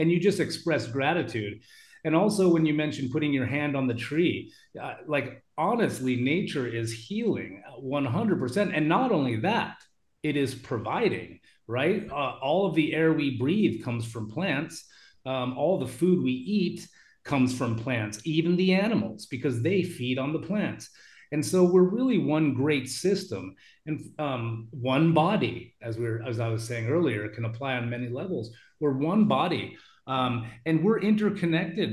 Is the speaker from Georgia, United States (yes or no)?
no; Juneau, Alaska, United States; my hometown, Juneau, Alaska, is in the Tongass National Rainforest